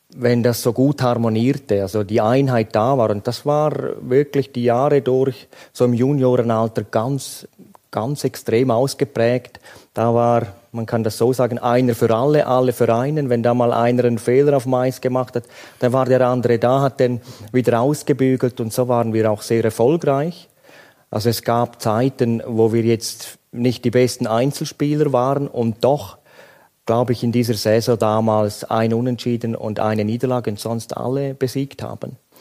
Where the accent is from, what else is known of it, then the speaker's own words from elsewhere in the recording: Graubünden, Switzerland; Ich bin in Grabünden aufgewachsen